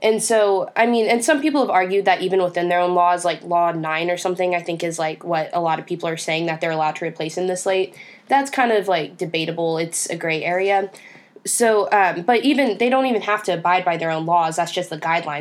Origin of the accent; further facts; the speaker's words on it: Texas, United States; Texas, my home state